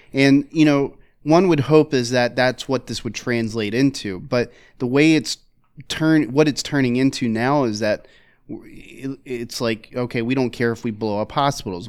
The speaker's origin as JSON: {"language": "English", "town": "Philadelphia", "region": "Pennsylvania", "country": "United States", "tie": "born or raised there", "said": "growing up in Philadelphia"}